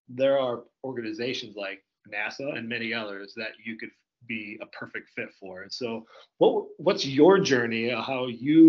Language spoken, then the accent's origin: English; Indiana, United States; now in Iowa, United States; I grew up in Indiana